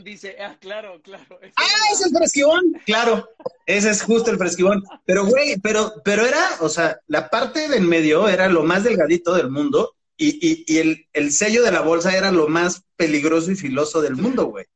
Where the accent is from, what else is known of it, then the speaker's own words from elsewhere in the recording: Mexico City, Mexico; also born or lived in Valle de Aragón; crecí mucho tiempo en Tasqueña, este, la del Valle